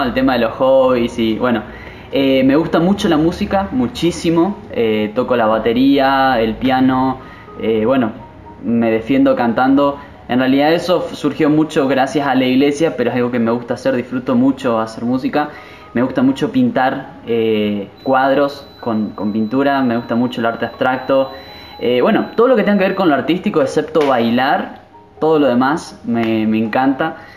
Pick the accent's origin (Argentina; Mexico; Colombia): Argentina; Misiones; soy de argentina, de la provincia de Misiones, actualmente Aristóbulo del Valle